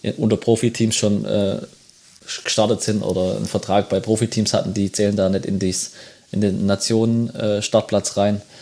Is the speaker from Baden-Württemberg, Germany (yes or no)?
no; home village near Braunschweig, Lower Saxony, Germany; bei uns zwei Kilometer von unserem oder von meinem Heimatdorf entfernt